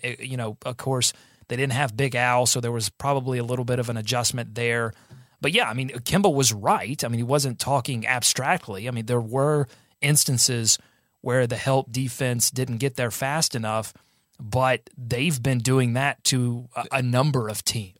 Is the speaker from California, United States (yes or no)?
no; Gastonia, North Carolina, United States; that's my hometown